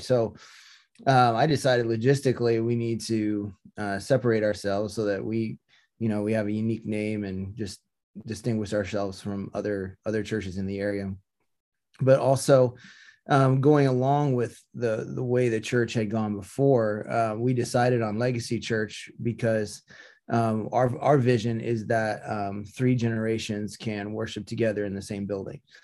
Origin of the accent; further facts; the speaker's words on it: Topeka, Kansas, United States; also born or lived in Seattle; now in Visalia, United States; I grew up in Topeka, Kansas